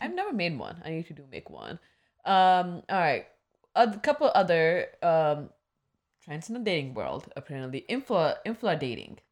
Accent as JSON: {"language": "English", "region": "Midwest", "country": "United States", "tie": "born or raised there", "said": "The growing up in Midwest"}